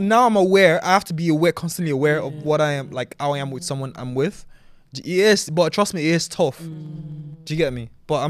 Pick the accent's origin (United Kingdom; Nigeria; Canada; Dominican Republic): Nigeria; yeah, I grew up in Nigeria, man.